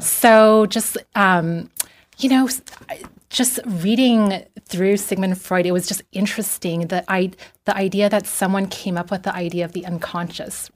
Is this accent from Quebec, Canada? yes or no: no; Vancouver, British Columbia, Canada; moved away as an adult; also born or lived in Taipei, Taiwan / Toronto; now in Los Angeles, United States; I grew up in Vancouver.